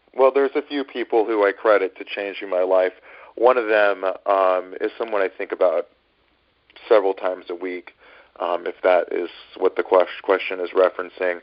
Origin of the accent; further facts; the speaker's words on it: Northern California, United States; now in New York City, United States; I grew up in Northern California